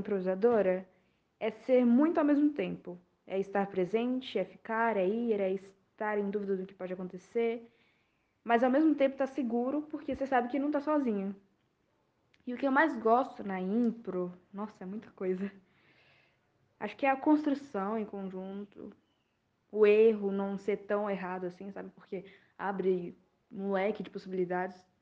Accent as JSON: {"language": "Portuguese", "town": "Belo Horizonte", "region": "Minas Gerais", "country": "Brazil", "said": "eu sou de BH, Minas Gerais"}